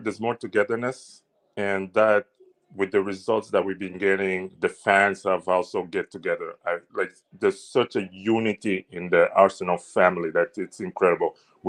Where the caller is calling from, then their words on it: Ottawa, Ontario, Canada; I'm calling from Ottawa, Canada.